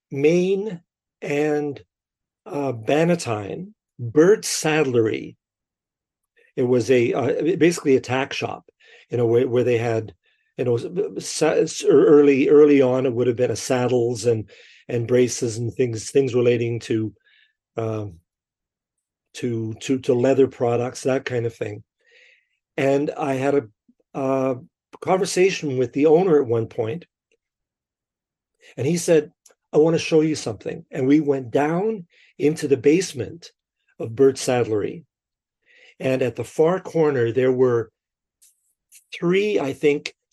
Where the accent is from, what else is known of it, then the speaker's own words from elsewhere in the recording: Winnipeg, Manitoba, Canada; I'm born and raised in Winnipeg. Uh, I'm a prairie boy at heart